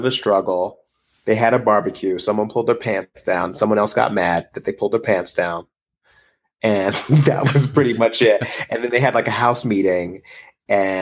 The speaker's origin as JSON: {"language": "English", "region": "New Jersey", "country": "United States", "said": "Asbury Park in New Jersey, my home state"}